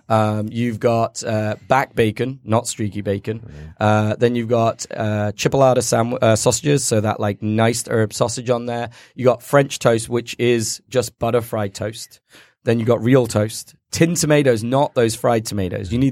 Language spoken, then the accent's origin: English; United Kingdom; So the Brits, we like to pretend we're really British, but to be honest, we're like invaded by every country known to man.